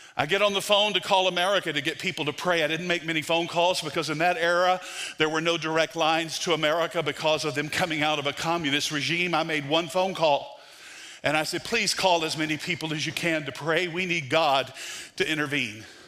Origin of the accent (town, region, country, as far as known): United States